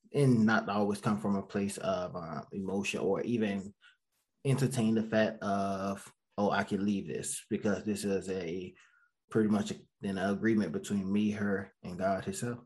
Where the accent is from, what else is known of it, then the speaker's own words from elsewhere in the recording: Georgia, United States; moved away as an adult; now in Raleigh, United States; I'm from Georgia, a little small town in Georgia